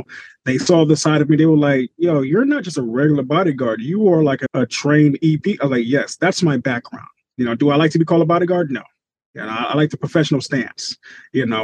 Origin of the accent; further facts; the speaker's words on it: Atlanta, Georgia, United States; also born or lived in Long Island, New York / Broward County, Florida; originally, I'm from Long Island, New York. Grew up there until I was 9. Moved to Atlanta, Georgia. And I've been here ever since